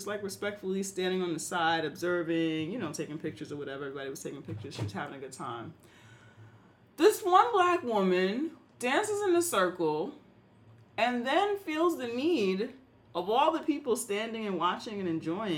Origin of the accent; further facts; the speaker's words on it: New York, United States; I'm not from Brooklyn, but I'm talking about as a black New Yorker from uptown who goes to Harlem, who goes to Brooklyn